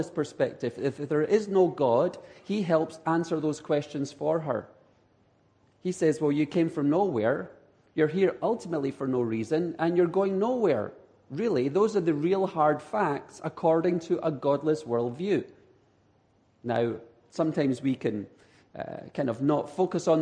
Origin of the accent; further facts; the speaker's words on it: Edinburgh, Scotland, United Kingdom; accent: Scottish; now in San Diego, United States; I am from Edinburgh, Scotland, but I now live in San Diego, California. So people in California are learning to deal with the Scottish accent